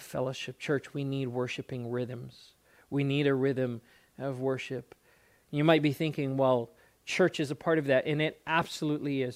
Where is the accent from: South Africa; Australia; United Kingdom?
South Africa; moved away as an adult; also born or lived in Alaska; I grew up in South Africa